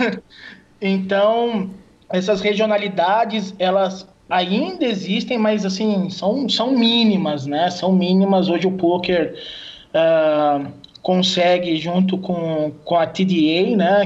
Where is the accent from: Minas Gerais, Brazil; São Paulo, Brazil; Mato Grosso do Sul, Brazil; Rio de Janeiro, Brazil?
São Paulo, Brazil; Piracicaba; eu sou de Piracicaba, Calil, eu, eu, sou do interior de São Paulo, né? Acho que pessoal, todo mundo pensa que eu sou da capital, mas sou do interior